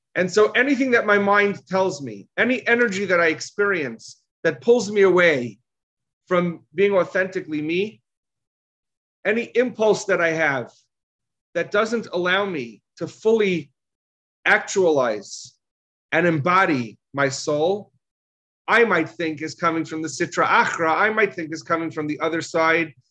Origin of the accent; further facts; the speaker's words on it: United States; All of us here were, were, were raised in America